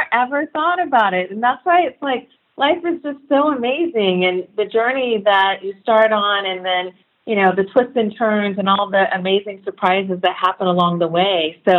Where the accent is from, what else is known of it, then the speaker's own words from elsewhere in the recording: Sacramento, California, United States; But I grew up primarily in Sacramento. So Sacramento is my hometown.